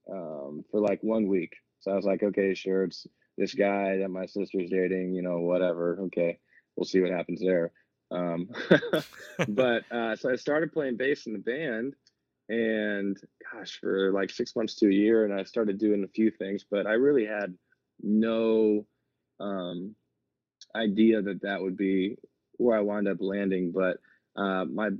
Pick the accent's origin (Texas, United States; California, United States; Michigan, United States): Texas, United States; San Antonio; I am from San Antonio